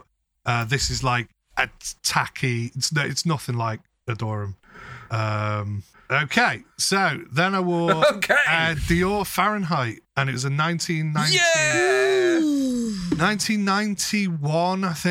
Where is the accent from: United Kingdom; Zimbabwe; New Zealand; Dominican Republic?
United Kingdom; England; We're fucking English people